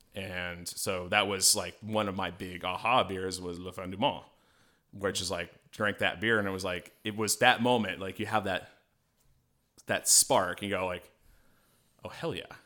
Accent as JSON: {"language": "English", "region": "Colorado", "country": "United States", "moved": "yes", "said": "I'm from Colorado originally"}